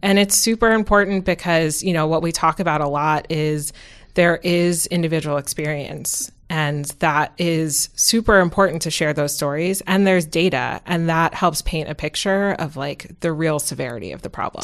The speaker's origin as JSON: {"language": "English", "town": "New York City", "region": "New York", "country": "United States", "tie": "born or raised there", "also_born_or_lived": "Massachusetts / West Coast", "moved": "as an adult", "said": "I grew up in New York City"}